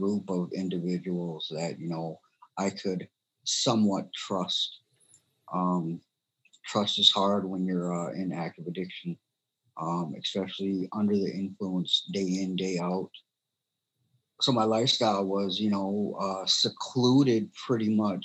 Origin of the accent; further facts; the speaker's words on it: Mille Lacs, Minnesota, United States; I grew up in Mille Lacs. So pretty much my whole life I've been in Minnesota.